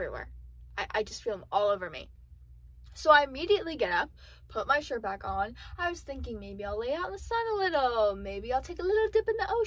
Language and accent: English; South Florida, United States; now in Central Florida, United States; I'm originally from South Florida. The beach was 10 minutes away.